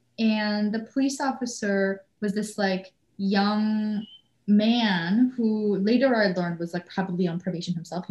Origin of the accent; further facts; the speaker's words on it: Canada; moved away; because I am here on a work visa, I'm a Canadian